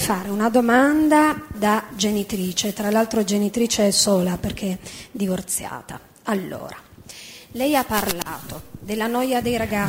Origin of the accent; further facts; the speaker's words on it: Turin, Piedmont, Italy; moved away as an adult; now in Rome, Italy; Parlo da torinese, no? che vive a Roma da 14 anni.